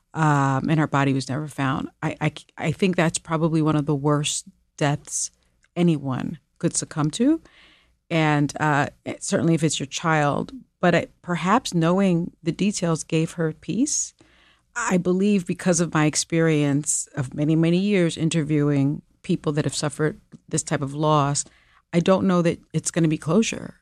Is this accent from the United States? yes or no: yes; New York City, New York, United States; I'm from the Bronx.